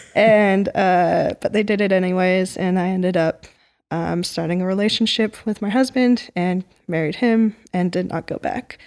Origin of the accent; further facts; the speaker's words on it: Portland, Oregon, United States; moved away; I grew up in Portland, Oregon